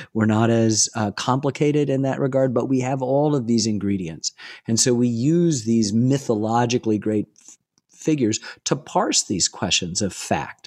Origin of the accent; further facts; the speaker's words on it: Ann Arbor, Michigan, United States; growing up in Ann Arbor